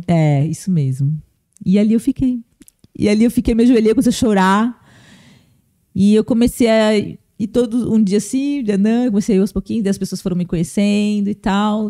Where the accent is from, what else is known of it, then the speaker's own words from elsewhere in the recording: Blumenau, Santa Catarina, Brazil; eu nasci em Blumenau